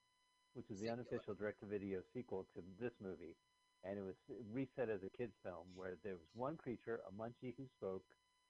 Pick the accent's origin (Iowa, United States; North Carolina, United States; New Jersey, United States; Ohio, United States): New Jersey, United States; also born or lived in California; I'm from New Jersey and California.